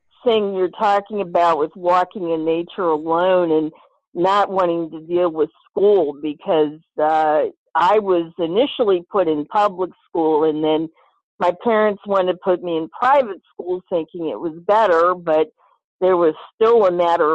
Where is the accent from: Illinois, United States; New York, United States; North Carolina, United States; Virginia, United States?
Virginia, United States; Rappahannock County; I grew up in Rappahannock County, 35 acres Rappahannock River